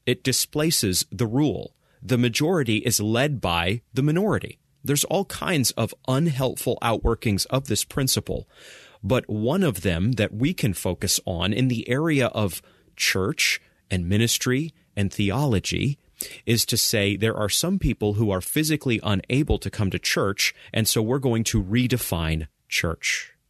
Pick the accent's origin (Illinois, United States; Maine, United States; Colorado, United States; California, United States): Maine, United States; I recall growing up in Maine, and I recall my dad, as a leader in our small Baptist church, going to the nursing home